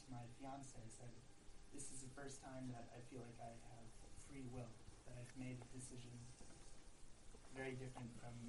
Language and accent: English; New York, United States; moved away; From New York.